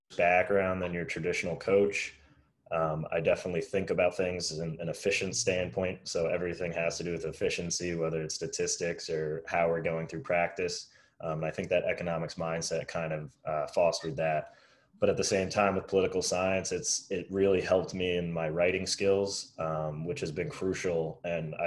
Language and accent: English; the Poconos, Northeast Pennsylvania, United States; moved away as an adult; also born or lived in Middlebury, Vermont; now in Washington, D.C., United States; I'm from the Poconos in Pennsylvania, so Northeast Pennsylvania